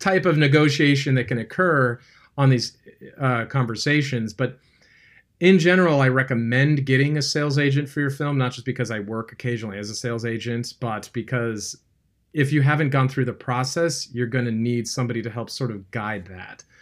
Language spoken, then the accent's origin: English; California, United States; I grew up in California